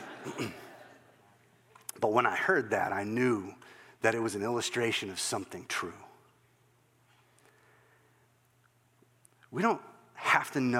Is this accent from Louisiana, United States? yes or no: no; Northwest Iowa, United States; I'm just a little guy growing up in Northwest Iowa